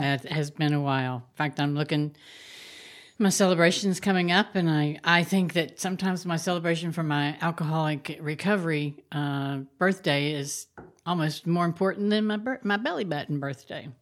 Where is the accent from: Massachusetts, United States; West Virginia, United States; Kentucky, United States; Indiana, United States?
West Virginia, United States; Huntington; my hometown, Huntington, West Virginia